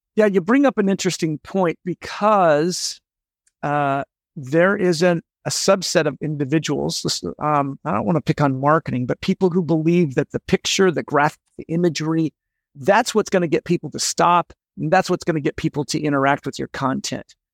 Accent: Seattle, Washington, United States; I grew up in Seattle

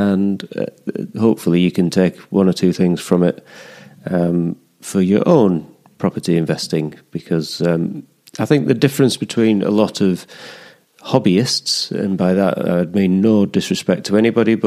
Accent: the Pennines, England, United Kingdom; moved away as an adult; also born or lived in London / Scotland; now in Teesside, United Kingdom; I grew up in the Pennines.

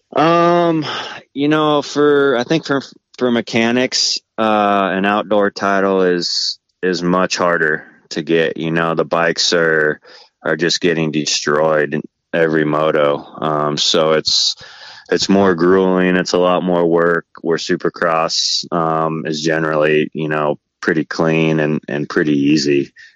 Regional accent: Valencia, California, United States; so I grew up in Southern California in uh, like Santa Cruz Valley, uh, Valencia area

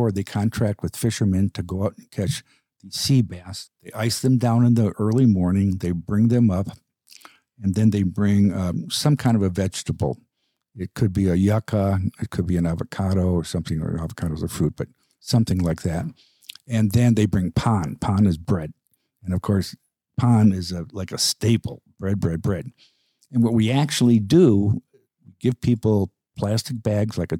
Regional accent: Chicago, Illinois, United States; growing up in Chicago

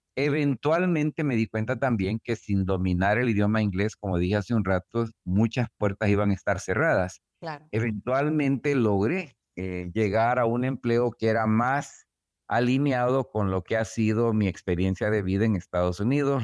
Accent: El Salvador; moved away as an adult; now in United States; el regreso a El Salvador

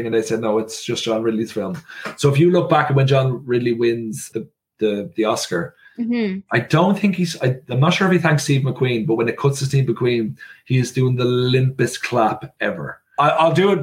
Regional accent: Ireland; I am from Ireland. I grew up in Ireland.

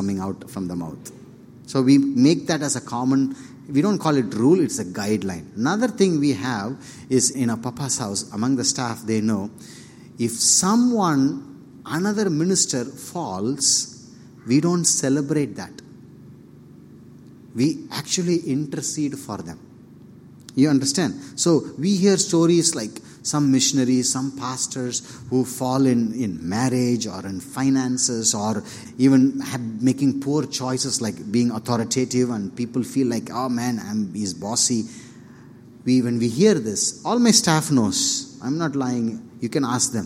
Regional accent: Polur, Tamil Nadu, India; English is a second language; moved away; I'm from Polur, which is a small town nearby Vellur, a village actually

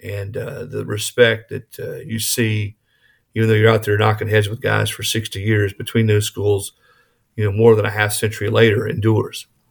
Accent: Rock Hill, South Carolina, United States; moved away as an adult; also born or lived in Saint Charles, Missouri; now in Tennessee, United States; I was born in Saint Charles, Missouri, right outside Saint Louis. uh, as a youngster, and then we moved to the Carolinas

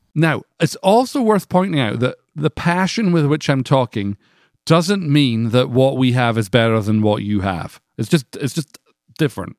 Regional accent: Scotland, United Kingdom; moved away as an adult; now in United States; I grew up in Scotland.

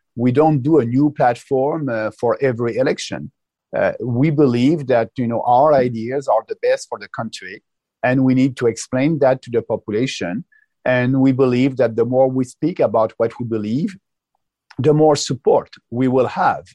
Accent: Quebec, Canada; I'm coming from Quebec

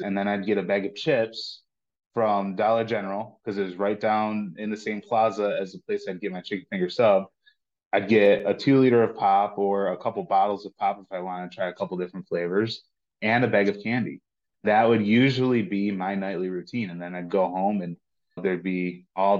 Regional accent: Lockport, New York, United States; I'm from Buffalo, north of Buffalo, and born and raised in Lockport

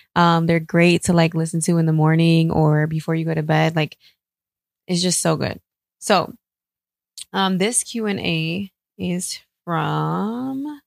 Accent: New York, United States; I grew up in New York

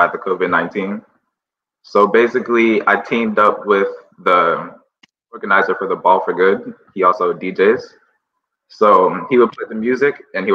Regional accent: Ghana; now in United States; I'm originally from Ghana. So are my parents. I was actually born there before coming to the US.

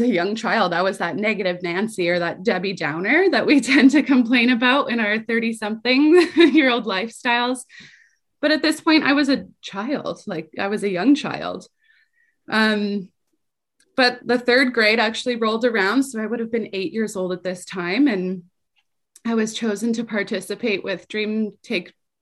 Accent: Calgary, Alberta, Canada; I grew up in poverty in Calgary, the youngest of five children

